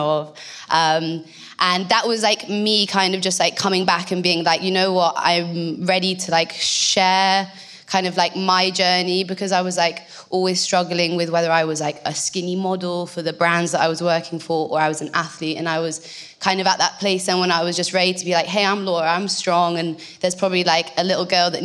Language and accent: English; North Devon, South West England, United Kingdom; also born or lived in Bristol; I'm from North Devon. I was actually born in Bristol, and then my parents, we moved to North Devon when I was about six.